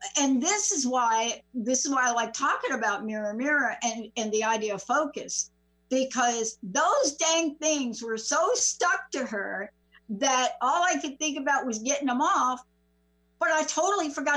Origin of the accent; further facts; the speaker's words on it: East Coast, United States; I grew up on the East Coast